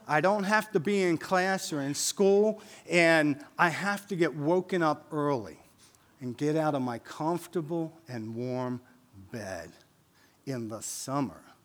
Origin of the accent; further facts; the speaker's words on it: Wilmington, Delaware, United States; We grew up in North Wilmington, um, so we moved to North Wilmington when I was eight years old.